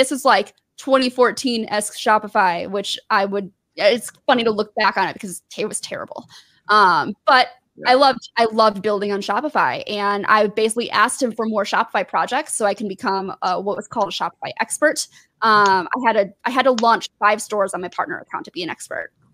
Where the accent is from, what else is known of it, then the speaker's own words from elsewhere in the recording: southeast Michigan, United States; moved away; also born or lived in Georgia; I grew up maybe like 40, about 30 to 45 minutes away from Detroit. Really, really south, like southeast Michigan